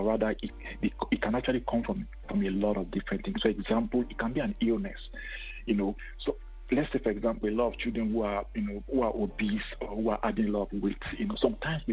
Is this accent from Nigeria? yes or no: yes; Nigeria; moved away as an adult; also born or lived in Cameroon / Lagos, Nigeria / United Kingdom; now in Canada; I was born in Cameroon, but I moved to Nigeria when I was in high school